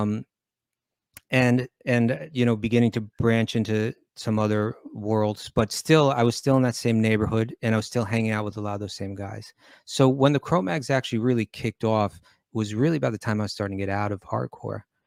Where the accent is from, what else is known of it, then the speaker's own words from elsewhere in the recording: New York, United States; growing up in New York.